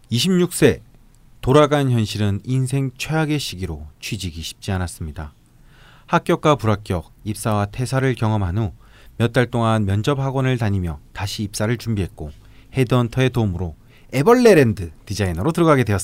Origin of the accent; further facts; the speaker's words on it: Ulsan, South Korea; 어릴 때 울산에서 태어나 병술 아빠와 정유 엄마 그리고 개유 남동생과 함께 신나게 싸우면서 자랐습니다.